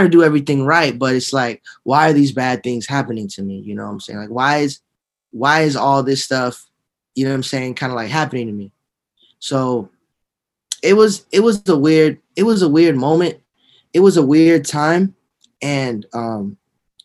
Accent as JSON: {"language": "English", "town": "Miami", "region": "Florida", "country": "United States", "tie": "born or raised there", "said": "I was born and raised in Dade County, Miami, Florida"}